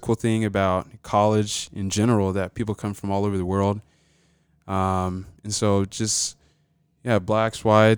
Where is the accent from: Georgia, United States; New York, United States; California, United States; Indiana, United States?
Georgia, United States; Albany; also born or lived in Atlanta, Georgia; So I was born in Atlanta, Georgia.